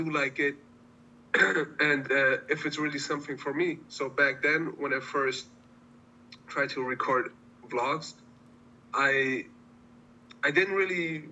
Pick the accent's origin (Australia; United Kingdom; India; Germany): Germany; moved away as an adult; Born and raised in Germany, and I have family all over the world